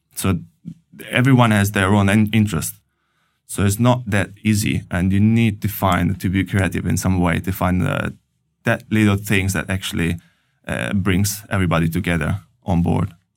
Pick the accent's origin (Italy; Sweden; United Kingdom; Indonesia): Italy; moved away as an adult; also born or lived in Paris, France; now in Oslo, Norway; I'm coming from Italy and I studied engineering in Italy